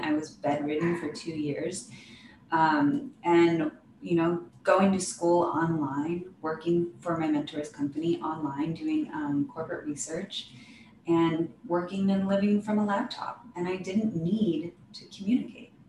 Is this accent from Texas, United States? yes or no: no; Oregon, United States; I thought I was going to leave my hometown in Oregon